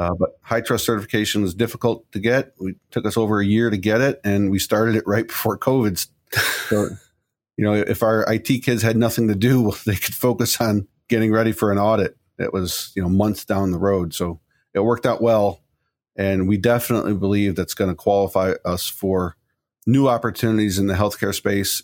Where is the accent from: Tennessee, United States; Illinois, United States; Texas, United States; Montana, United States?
Illinois, United States; Chicago; moved away as an adult; now in Pittsburgh, United States; I come from Chicago, and there's a laundry list of employees that that have, I used to work